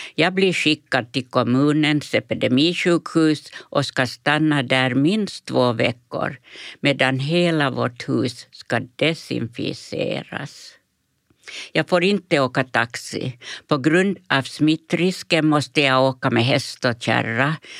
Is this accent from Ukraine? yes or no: no; Pargas, Southwest Finland, Finland; also born or lived in Färgelanda, Sweden; det kalkdamm vi har hemma i Pargas.